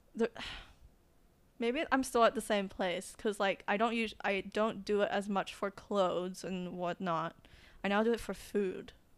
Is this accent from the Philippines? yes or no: yes; Philippines; moved away; I would go back to the Philippines, like my hometown